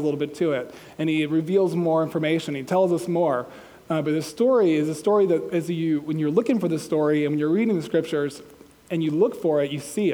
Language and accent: English; Georgia, United States; I'm from Georgia